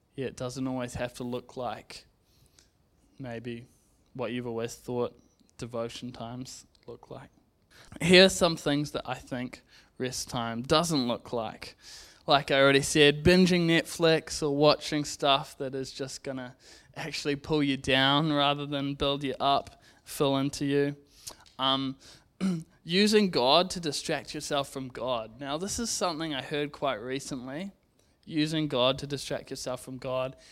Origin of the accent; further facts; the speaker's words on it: Zambia; now in New Zealand; I grew up in Zambia